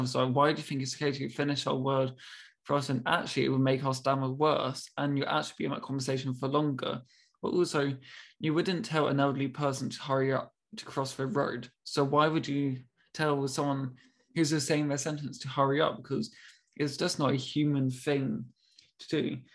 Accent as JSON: {"language": "English", "country": "United Kingdom", "said": "being very British, I'm, I'm so sorry, I'm really confused."}